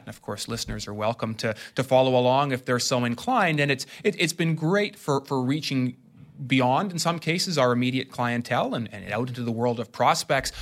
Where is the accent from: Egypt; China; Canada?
Canada; Ottawa, Ontario; I'm from Ottawa